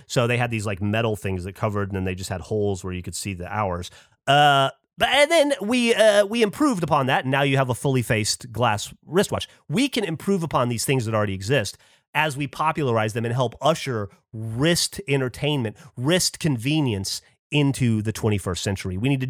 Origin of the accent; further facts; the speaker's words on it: the South, United States; I am from the South